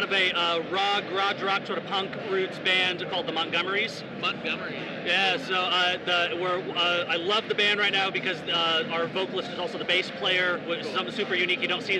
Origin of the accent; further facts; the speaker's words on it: La Cañada Flintridge, California, United States; growing up in La Cunada, like the Glendale area